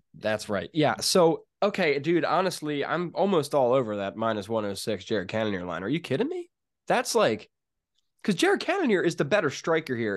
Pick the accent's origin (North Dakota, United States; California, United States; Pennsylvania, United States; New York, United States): Pennsylvania, United States; I'm from Pennsylvania.